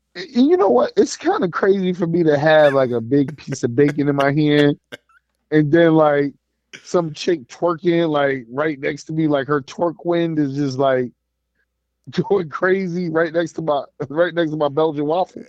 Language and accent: English; United States; as an American